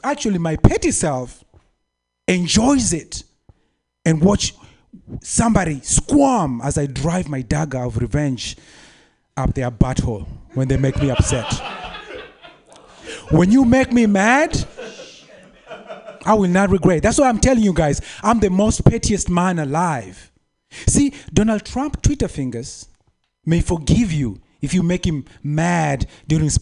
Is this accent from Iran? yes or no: no; Kenya; moved away; I'm from Kenya